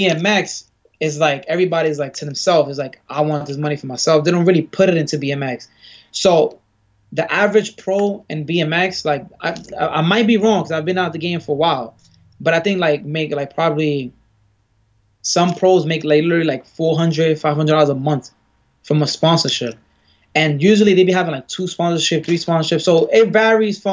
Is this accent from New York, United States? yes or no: yes; New York City, New York, United States; I grew up in Bed-Stuy